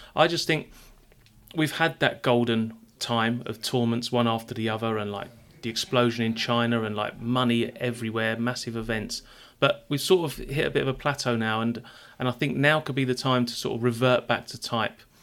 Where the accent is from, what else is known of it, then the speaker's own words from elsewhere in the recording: London, United Kingdom; moved away; I'm a Londoner.